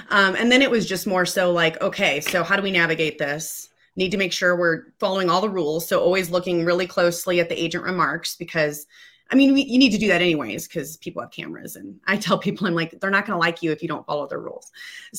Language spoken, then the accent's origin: English; Illinois, United States; moved away as an adult; now in Colorado, United States; I'm from Illinois. So we born and raised in Illinois, and then we moved to Colorado